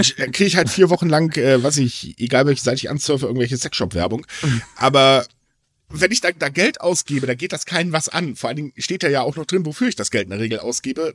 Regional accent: Germany; bei uns in Deutschland

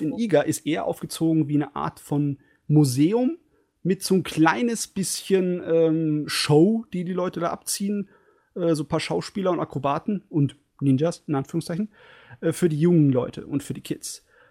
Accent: Germany; als Deutscher in Japan

